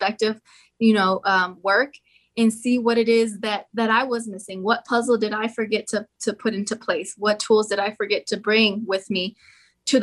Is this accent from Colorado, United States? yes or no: yes; Aurora, Colorado, United States; where I grew up in Aurora, Colorado